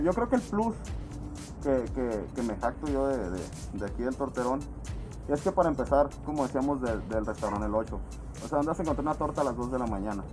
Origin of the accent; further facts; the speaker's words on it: Culiacán, Sinaloa, Mexico; now in Mexicali, Mexico; Yo no soy de aquí tampoco y, cuando yo no vivía aquí, yo, yo tengo contacto con cali desde el día 1